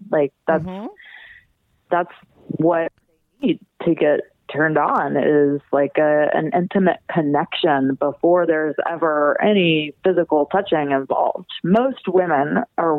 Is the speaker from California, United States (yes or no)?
no; right outside of New Orleans, Louisiana, United States; I was born and raised right outside of New Orleans, Louisiana